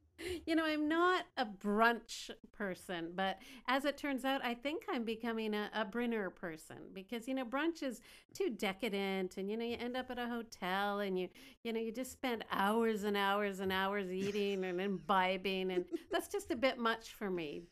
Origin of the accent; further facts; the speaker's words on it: Canada; now in Beijing, China; I'm a Canadian gal living in Beijing